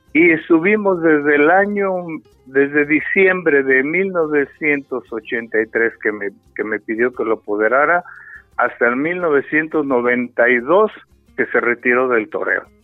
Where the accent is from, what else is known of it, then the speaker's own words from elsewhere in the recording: San Luis Potosí, Mexico; Mis abuelos maternos fueron guardaplaza de la Plaza de Toros de aquí, el Paseo de San Luis Potosí. Ahí vivían, obviamente, mis padres y nacimos en la Plaza de Toros tu servidor